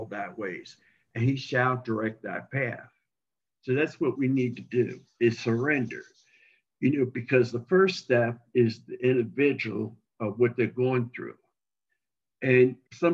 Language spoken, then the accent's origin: English; Baltimore, Maryland, United States; now in Mansfield, Texas, United States; And I'm from Baltimore, Maryland, even though I haven't lived there since 1974, but that's where I'm from originally.